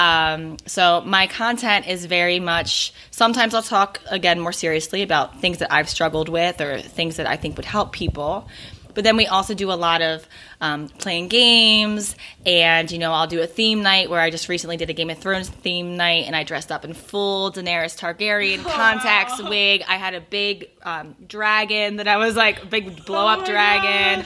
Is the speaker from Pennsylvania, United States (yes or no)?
yes; Philadelphia, Pennsylvania, United States; I'm from Philadelphia